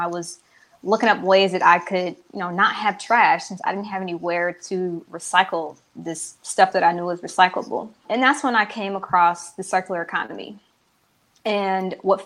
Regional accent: Kansas City, Missouri, United States; moved away as an adult; also born or lived in Columbia, Missouri / Los Angeles, California; now in Charlotte, United States; I am from Kansas City, Missouri. I live in Charlotte, North Carolina right now

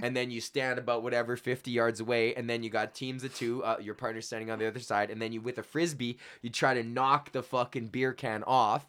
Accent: Edmonton, Alberta, Canada; born or raised there

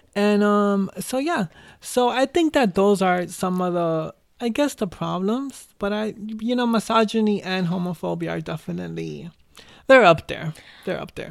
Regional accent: New York City, New York, United States; I was born and raised in the Bronx.

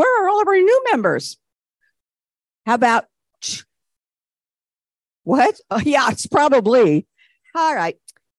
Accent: Richmond, Texas, United States; And again … from Richmond, Texas.

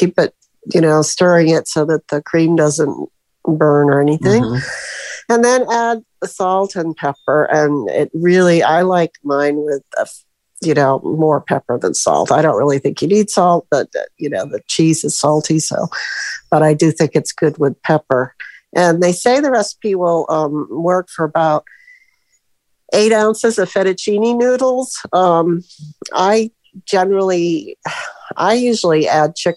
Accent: Florida, United States; also born or lived in Michigan; I'm from Florida, but in Michigan right now

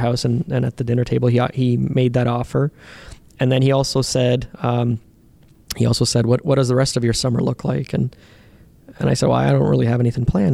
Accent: Canada; when they found out that I was from Canada

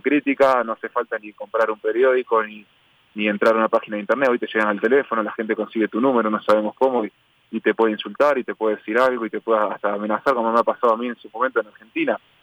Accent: Ecuador; como ecuatoriano representar a, Ecuador en, las eliminatorias

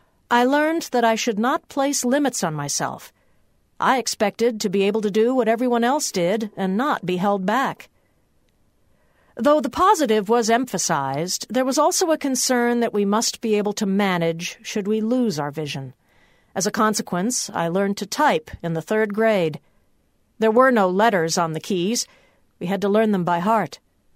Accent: Wheaton, Illinois, United States; There was no such class in my hometown of Wheaton, Illinois, and I remember being picked up by a large station wagon that made the rounds of the other suburbs and picked up students to attend classes in Villa Park, Illinois.

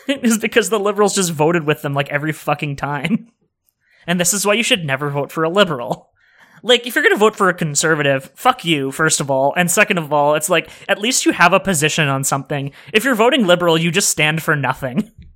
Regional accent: Sudbury, Ontario, Canada; Sudbury, uh, Ontario, which is my hometown

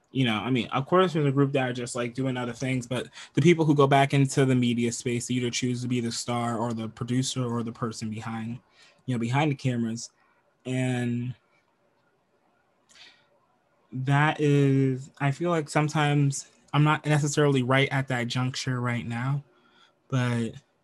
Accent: United States; I'm from America. I'm moving from the United States of America to Canada

